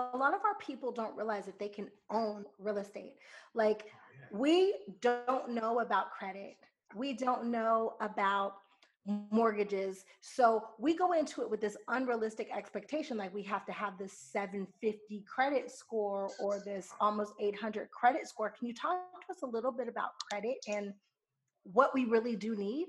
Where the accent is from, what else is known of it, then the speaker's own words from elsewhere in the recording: California, United States; For me, I moved from California. I grew up in an all-white neighborhood. I was one of the 5 Black people in the town.